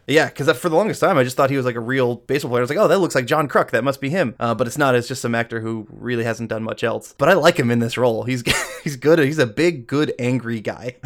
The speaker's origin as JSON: {"language": "English", "town": "Atlanta", "region": "Georgia", "country": "United States", "tie": "born or raised there", "moved": "yes", "lives_now": "Los Angeles, United States", "said": "growing up in the Atlanta area in the nineties, you could not not be a Braves fan"}